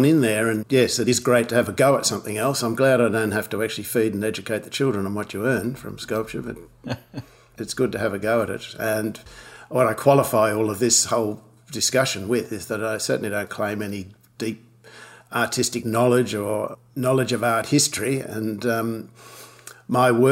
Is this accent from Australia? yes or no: yes; Launceston, Tasmania, Australia; also born or lived in Sydney / Glasgow, Scotland / Hobart; I grew up in Launceston, Tasmania, went to the University of Tasmania Medical School